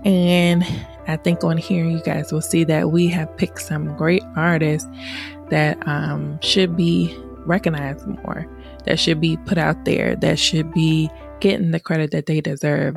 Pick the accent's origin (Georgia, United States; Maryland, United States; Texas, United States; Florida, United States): Maryland, United States; Laurel; also born or lived in Washington, D.C.; I lived in PG County all my life, so I rep that Pretty Girl County. I claim Laurel, Maryland because I've been there forever